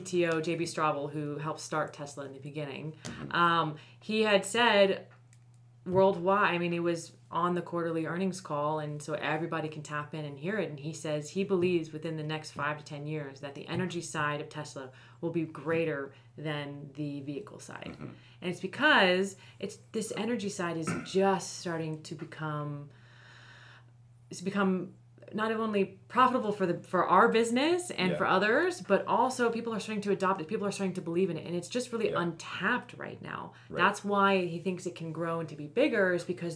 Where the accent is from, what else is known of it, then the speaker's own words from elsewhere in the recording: Florida, United States; now in California, United States; I'm originally from Florida, so I live out here in California now, but my parents still live there